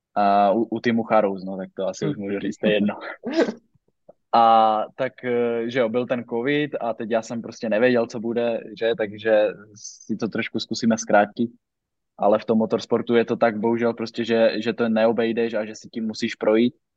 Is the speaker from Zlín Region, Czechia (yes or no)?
yes; Zašová, Zlín Region, Czechia; z vesnice, z které pocházím ze Zašové